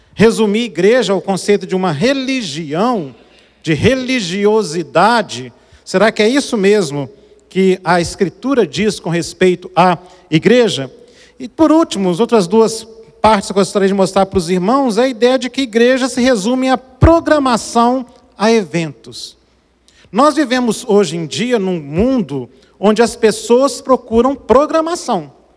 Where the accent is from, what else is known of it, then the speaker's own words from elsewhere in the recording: Brazil; Eu nasci no Brasil, mas meu coração é africano.